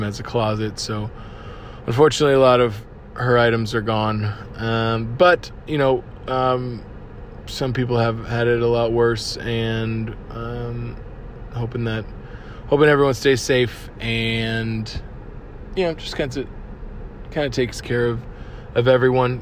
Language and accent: English; Cape Coral, Florida, United States; moved away; Cape Coral, as you know, is my hometown